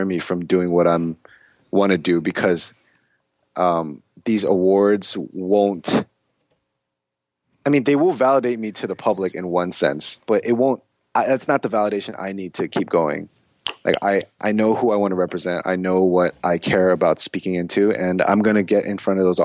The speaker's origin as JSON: {"language": "English", "town": "Germantown", "region": "Maryland", "country": "United States", "tie": "born or raised there", "also_born_or_lived": "Silver Spring, Maryland", "moved": "as an adult", "lives_now": "Atlanta, United States", "said": "my experience growing up in Maryland doing this music thing"}